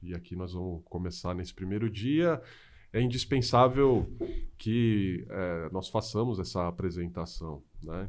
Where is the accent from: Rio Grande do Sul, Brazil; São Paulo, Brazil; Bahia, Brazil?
São Paulo, Brazil; moved away as an adult; now in Mogi das Cruzes, Brazil; eu sou de São Paulo, moro em Mogi das Cruzes aí há pouco menos de 10 anos